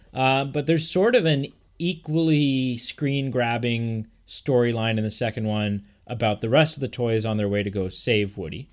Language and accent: English; Canada